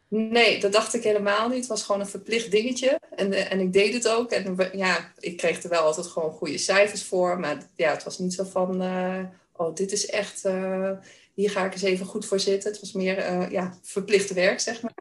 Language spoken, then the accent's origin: Dutch; Weel, Achterhoek, near Doetinchem, Gelderland, Netherlands; accent: Achterhoek; Ik kom uit het dorpje Weel in de Achterhoek. Kan je misschien ook wel een beetje horen aan mijn accent. dat ligt vlakbij Doetinchem. En eh, ik ben opgegroeid eh, op een boerderij.